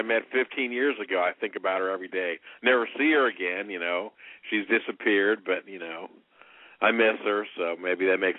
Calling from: Indianapolis, Indiana, United States; in Indianapolis, 50 years old. Long-time caller.

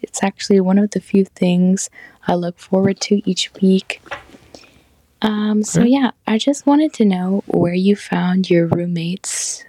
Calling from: Sacramento, California, United States; I'm calling from Sacramento, California.

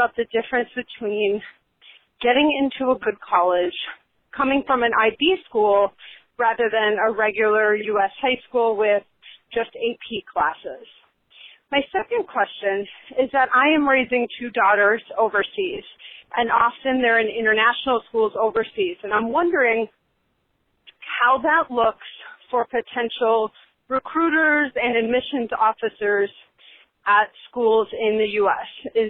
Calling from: Washington, District of Columbia, United States

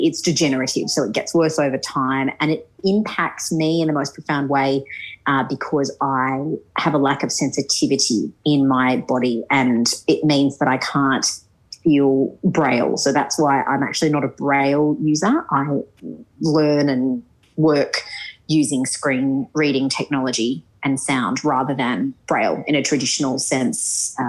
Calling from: Sydney, New South Wales, Australia; I am actually calling from Sydney.

